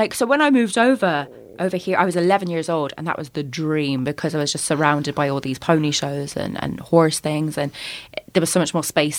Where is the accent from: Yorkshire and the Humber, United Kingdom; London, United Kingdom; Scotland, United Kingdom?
London, United Kingdom; So I grew up in London, hence the accent. And we lived in this like quite horrid old council house